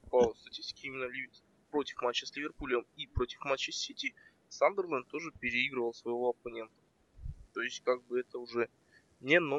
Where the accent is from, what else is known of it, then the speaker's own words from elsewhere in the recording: Karaganda, Karaganda Region, Kazakhstan; я из Казахстана, с, с города Герой Караганда.